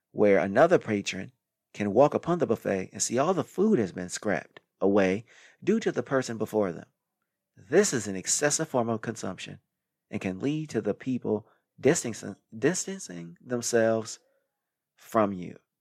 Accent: Midwest, United States; moved away; I came from the Midwest where people eat excessively without any too much exercise

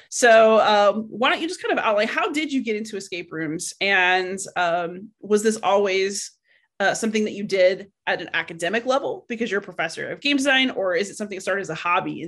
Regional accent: Texas, United States; I'm a Texan, actually.

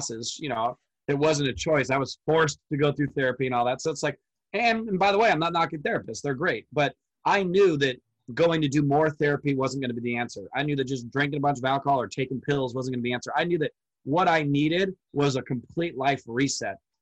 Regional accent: Orange County, California, United States; I live in Orange County, California. So I'm 2 hours from the Mexican border.

